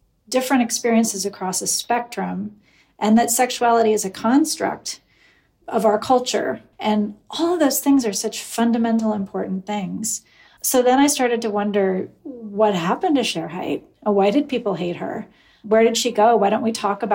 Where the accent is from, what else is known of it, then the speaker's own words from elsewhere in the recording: Eugene, Oregon, United States; I grew up in Eugene, Oregon